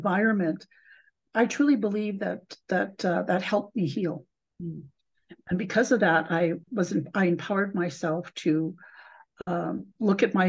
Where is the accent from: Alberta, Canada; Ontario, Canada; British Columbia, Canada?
Alberta, Canada; Calgary; also born or lived in Sioux Valley, Manitoba; I've grown up going to school in the city of Calgary